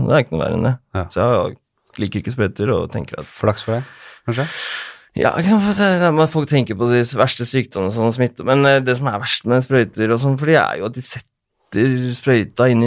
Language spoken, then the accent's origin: Norwegian; Oslo, Norway; det er der jeg er fra, vet du.